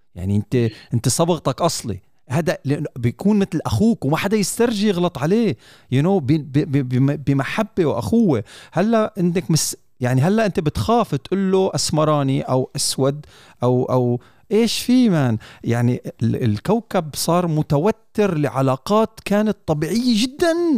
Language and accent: Arabic; United Arab Emirates; في دوله الامارات